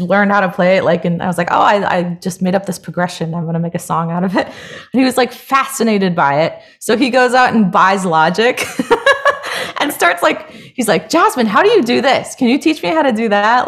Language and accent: English; Hawaii, United States; now in Los Angeles, United States; I grew up in Hawaii